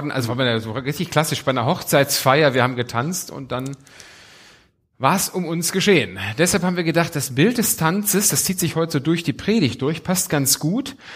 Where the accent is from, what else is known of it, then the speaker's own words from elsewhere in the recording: Bünde, North Rhine-Westphalia, Germany; Bünde ist so meine Heimat. Ich bin jetzt zur Schule gegangen